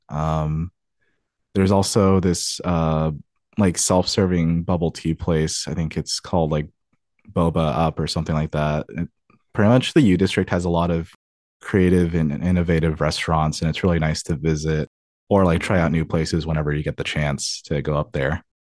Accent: Tacoma, Washington, United States; also born or lived in Covington, Washington; I was actually born and raised here in Washington. I was born in Tacoma, and then I lived there for twenty-one years of my life.

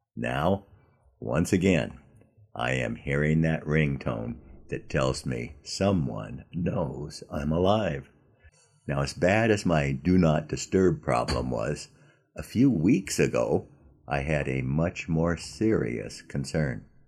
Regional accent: Southern California, United States; when I was a kid growing up in Southern California

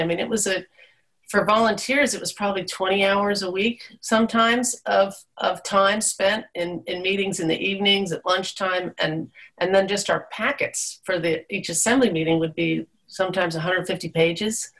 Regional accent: East Coast, United States; born or raised there; now in Alaska, United States

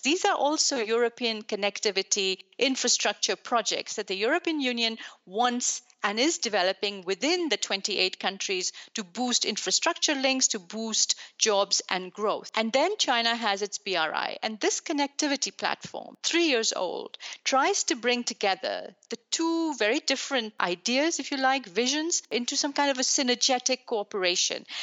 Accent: Pakistan; also born or lived in Belgium; now in Brussels, Belgium; I'm Belgian. I was born in Pakistan

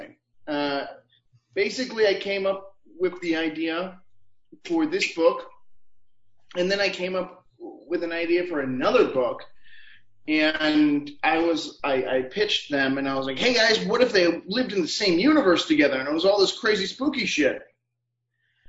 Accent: Illinois, United States; now in St. Paul, United States; I'm from Illinois, but I consider myself a Minnesotan

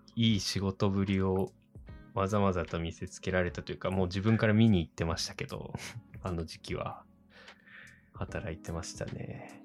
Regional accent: next to Oshu City, Iwate, Japan; 僕の地元っていうか、本当にこう欧州市にすぐ隣の

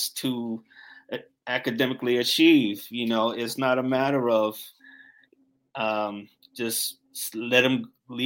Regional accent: Newark, New Jersey, United States; I grew up in Newark, New Jersey

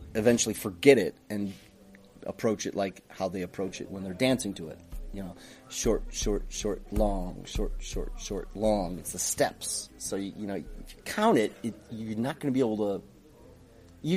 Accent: United States; I'm Greek American, but I'm very American

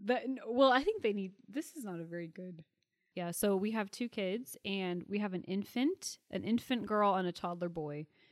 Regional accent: Puyallup, Washington, United States; I came from the town of Puyallup, Washington

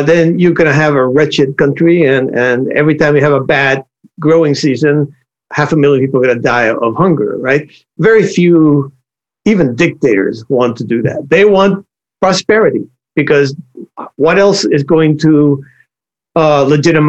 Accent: Cuba; moved away; If you want my way back origins, I was born in Cuba

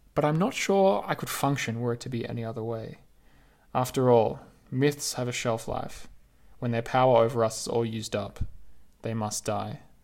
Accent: Australia; now in Paris, France; I'm an Australian, after all, a product of the misty Southeast

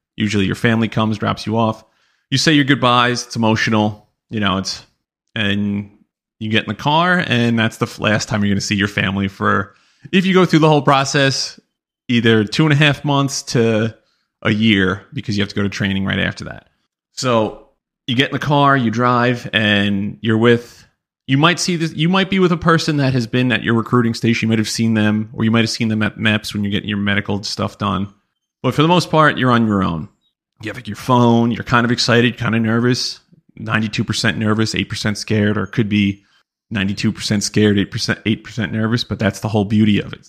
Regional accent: New York, United States; we're all from New York

